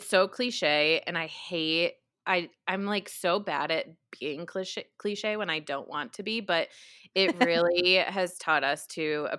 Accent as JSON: {"language": "English", "region": "New York", "country": "United States", "accent": "New York", "said": "I did not say that with my New York accent. Like, that was definitely more West Coast than what I'm used to."}